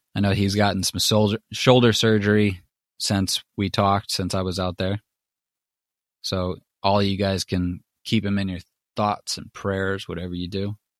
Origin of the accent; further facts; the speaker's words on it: Los Angeles, California, United States; I come from Los Angeles, and I come from I grew up in Hollywood